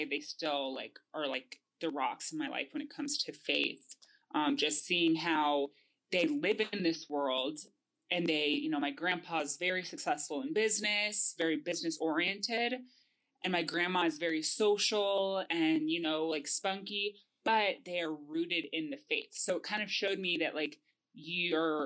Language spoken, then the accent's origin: English; Denver, Colorado, United States; I grew up in Denver